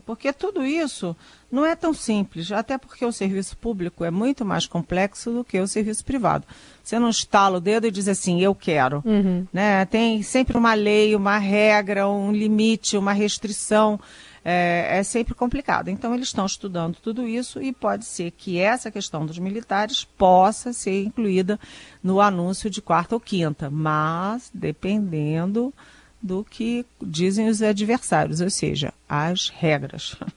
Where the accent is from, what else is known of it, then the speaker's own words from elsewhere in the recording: Brazil; como brasileira